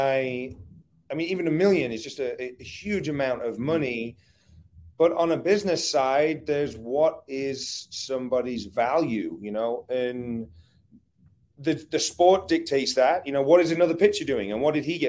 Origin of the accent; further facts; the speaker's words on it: England, United Kingdom; moved away as an adult; now in United States; I grew up in England